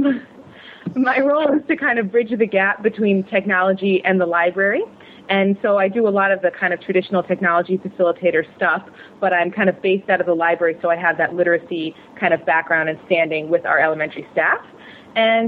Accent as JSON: {"language": "English", "region": "Connecticut", "country": "United States", "also_born_or_lived": "Malaysia", "moved": "as an adult", "said": "I'm from Connecticut"}